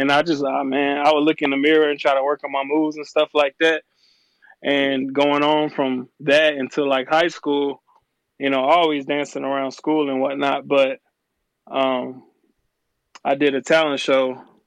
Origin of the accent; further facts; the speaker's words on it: Port Arthur, Texas, United States; also born or lived in Houston, Texas / New Orleans, Louisiana; now in Atlanta, United States; I was born in Port Arthur, Texas, raised there, and in Houston, Texas, New Orleans, and, you know, here in the A.